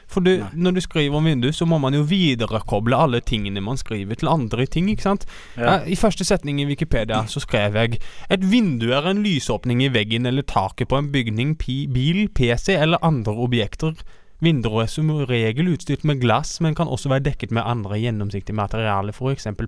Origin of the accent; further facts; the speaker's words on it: Arendal, Agder, Norway; Jeg er fra